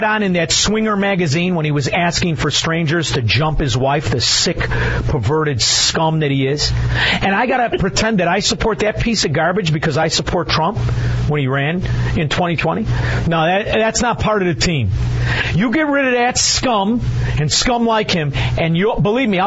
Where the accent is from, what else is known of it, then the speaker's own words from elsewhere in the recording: Melrose Park, Illinois, United States; I'm from Melrose Park.